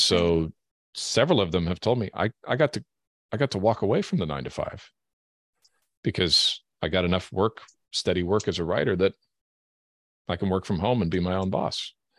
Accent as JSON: {"language": "English", "country": "Canada", "also_born_or_lived": "Europe / Germany", "moved": "yes", "lives_now": "Washington State, United States", "said": "I hail from Canada originally"}